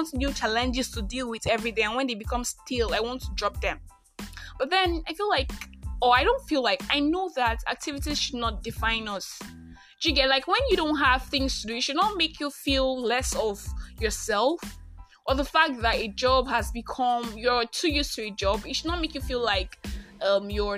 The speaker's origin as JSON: {"language": "English", "country": "Nigeria", "said": "I am Christian. I am Nigerian"}